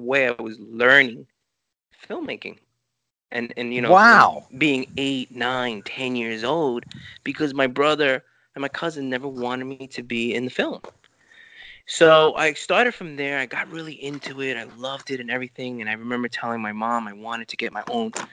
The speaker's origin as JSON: {"language": "English", "town": "New York City", "region": "New York", "country": "United States", "tie": "born or raised there", "first_language": "Spanish", "second_language": "English", "said": "I grew up in Lower East Side. I grew up in Chinatown"}